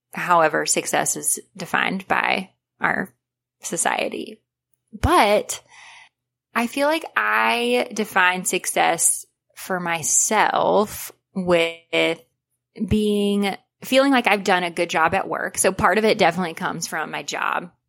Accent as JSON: {"language": "English", "country": "United States", "tie": "born or raised there", "said": "growing up in America"}